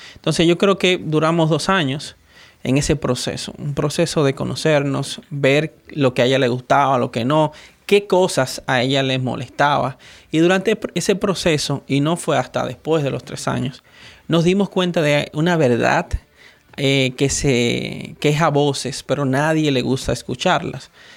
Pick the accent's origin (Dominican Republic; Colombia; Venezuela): Dominican Republic; soy dominicano